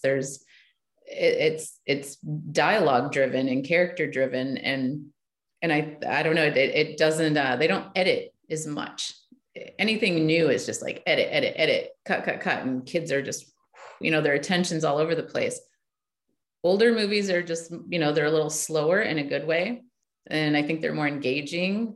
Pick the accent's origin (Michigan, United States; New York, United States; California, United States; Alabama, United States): Michigan, United States; I grew up in Michigan